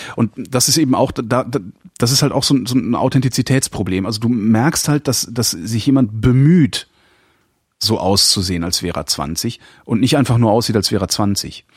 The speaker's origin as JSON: {"language": "German", "town": "Cologne", "region": "North Rhine-Westphalia", "country": "Germany", "said": "ich lege gesteigerten Wert darauf, kein Berliner zu sein, ich bin Kölner"}